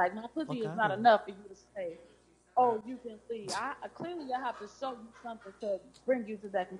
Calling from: Chicago, Illinois, United States; from Chicago.

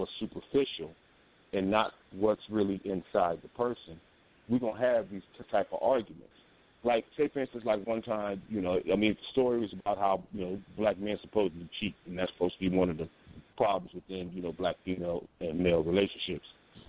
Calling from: Omaha, Nebraska, United States; I'm calling from Omaha.

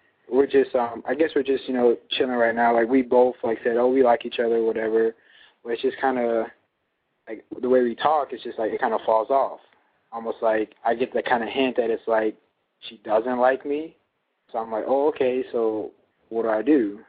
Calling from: Chicago, Illinois, United States; I'm calling from Chicago, and I'm 20 years old.

